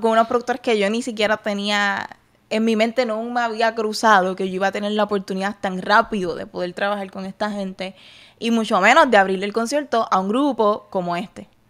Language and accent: Spanish; Puerto Rico; moved away as an adult; now in Texas, United States; yo soy puertorriqueño